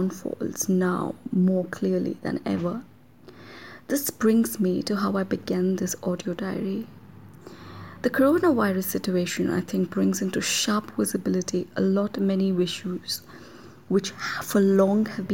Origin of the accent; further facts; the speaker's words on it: Mysore, Karnataka, India; doing field work in my hometown